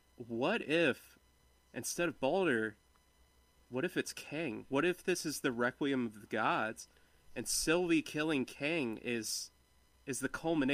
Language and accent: English; Ireland; Okay. Well, I'm Irish.